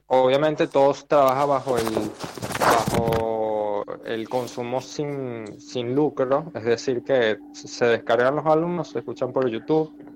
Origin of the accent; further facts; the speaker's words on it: Venezuela; moved away as an adult; now in Argentina; En Venezuela tenía vinilos, pero los regalé porque me venía a Argentina